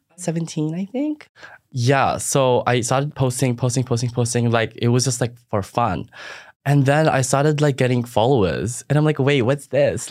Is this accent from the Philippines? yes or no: yes; Philippines; now in Australia; I didn't grow up in Australia. I grew up in the Philippines